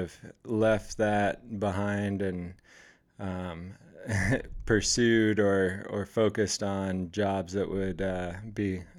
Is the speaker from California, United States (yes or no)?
no; Oregon, United States; moved away; also born or lived in The Dalles, Oregon; So, I born and raised in Oregon.